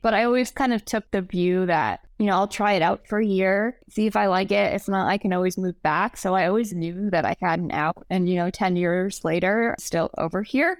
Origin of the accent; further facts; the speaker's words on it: Rhode Island, United States; moved away as an adult; also born or lived in New York; I grew up in Rhode Island, which is like an hour from Boston.